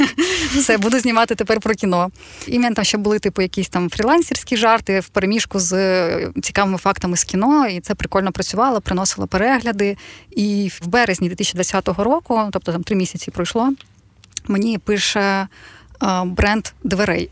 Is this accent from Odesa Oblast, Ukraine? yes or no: yes; Odesa, Odesa Oblast, Ukraine; Я жила в Одесі, я сама з Одеси